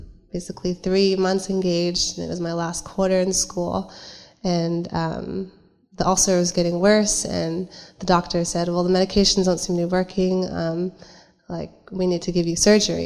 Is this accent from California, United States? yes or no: yes; San Jose, California, United States; I'm from San Jose